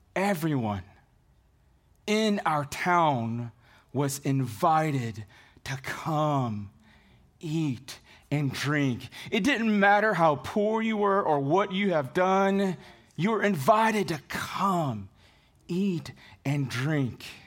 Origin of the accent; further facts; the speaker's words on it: Dumaguete, Negros Oriental, Philippines; I was born on November twenty-fifth, nineteen seventy, in a small city called Dumaguete City in the Philippines.